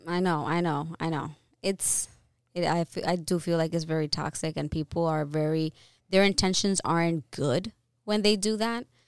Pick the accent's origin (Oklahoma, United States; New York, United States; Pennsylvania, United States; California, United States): New York, United States; I was born here in New York and I didn't I wasn't born in the Dominican Republic